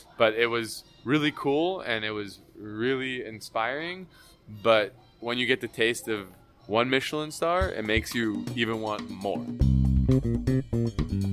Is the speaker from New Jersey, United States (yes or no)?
no; New York City, New York, United States; now in Miami, United States; I grew up in New York City, full blown Manhattan kid, born and raised.